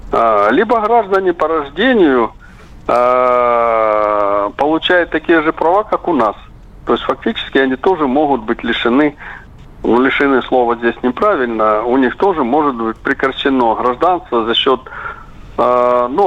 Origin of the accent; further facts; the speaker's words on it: Crimea, Ukraine; я говорю как крымчанин, после воссоединения Крыма с Россией.